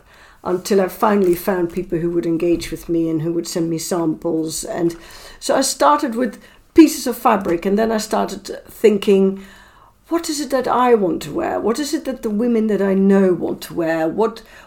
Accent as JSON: {"language": "English", "country": "Netherlands", "tie": "born or raised there", "moved": "as an adult", "lives_now": "London, United Kingdom", "said": "I was born in Holland and I lived in Holland until I was 27"}